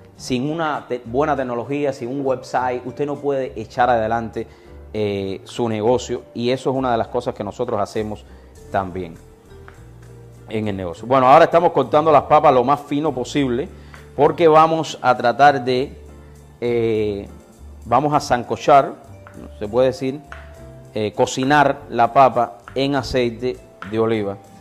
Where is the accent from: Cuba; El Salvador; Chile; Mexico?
Cuba; moved away as an adult; now in United States; Llegué de Cuba hace 22 años